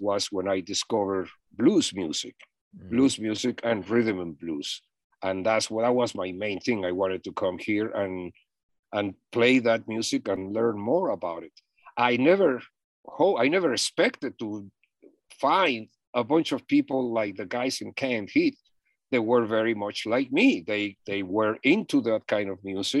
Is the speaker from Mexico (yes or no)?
yes; Mexico City, Mexico; moved away as an adult; now in United States; I'm from Mexico City.